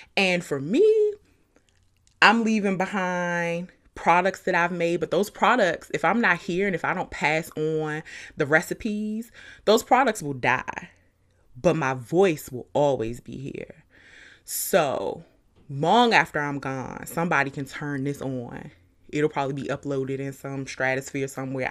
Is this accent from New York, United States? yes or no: no; Suitland, Maryland, United States; also born or lived in Washington, D.C. / Charlotte, North Carolina; I grew up in Suitland, Maryland, Carriage Hill Apartments.